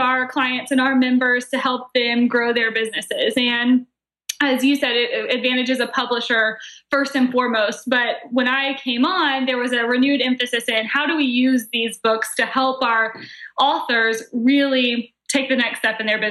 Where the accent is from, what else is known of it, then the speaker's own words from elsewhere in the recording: Atlanta, Georgia, United States; moved away as an adult; now in Charleston, United States; I'm from Atlanta originally.